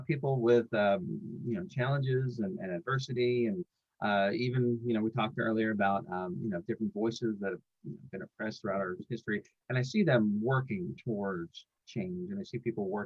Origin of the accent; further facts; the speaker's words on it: New York, United States; now in Atlanta, United States; I grew up actually up here in New York. I grew up in New York. I moved down south